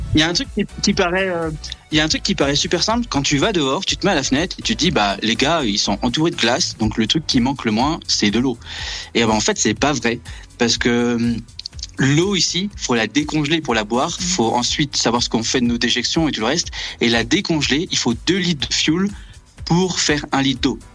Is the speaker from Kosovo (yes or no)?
no; Brittany, France; moved away as an adult; now in South Pole Station, Antarctica; je viens de Bretagne